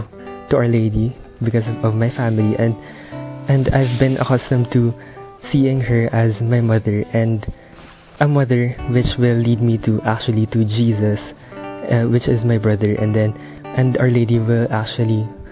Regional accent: Philippines; I'm from the Philippines and I'm currently 18 years old.

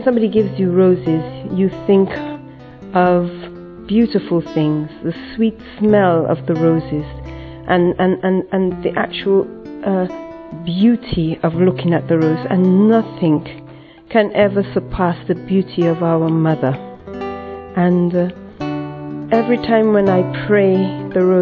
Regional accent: Dominica; I'm from Dominica in the West Indies

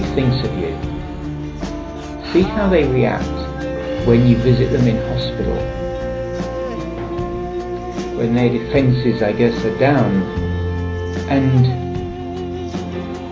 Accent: England, United Kingdom; from England

